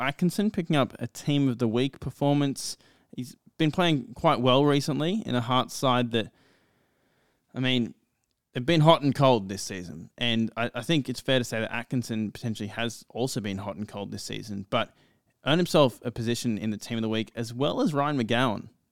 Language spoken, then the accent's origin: English; Australia; as an Australian